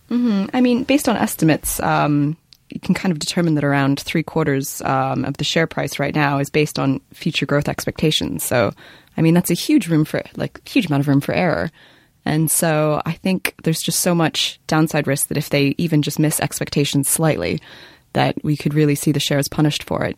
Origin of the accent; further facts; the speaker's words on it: Canada; moved away; I'm from Canada and I was home at Christmas